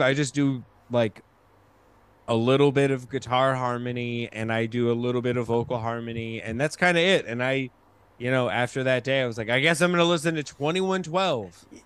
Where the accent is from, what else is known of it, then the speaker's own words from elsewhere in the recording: Colorado, United States; moved away as an adult; also born or lived in Rochester, New York / New York; my family when I was four years old, moved to Colorado and I grew up. I then spent four ages four to 18 in Colorado